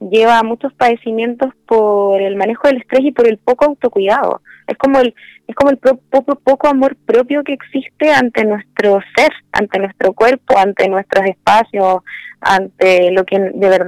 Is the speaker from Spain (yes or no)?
no; Santiago, Santiago Metropolitan, Chile; born there; now in Viña del Mar, Chile; Eh, nací en Santiago, pero he vivido en otras ciudades, pero llevo la mayor parte del tiempo aquí.